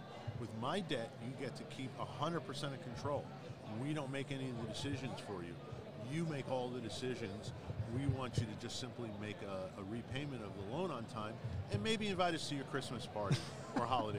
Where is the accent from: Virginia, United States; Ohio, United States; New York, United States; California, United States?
New York, United States; Glen Cove; moved away; I grew up in New York, okay. In Long Island. Shout out to Glen Cove.